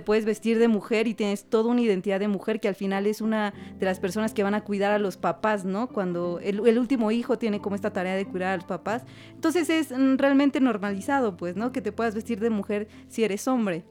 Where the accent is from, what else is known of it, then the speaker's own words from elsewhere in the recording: Oaxaca, Mexico; Como identidad que tengo en Oaxaca, nos enseñaron a ser comunidad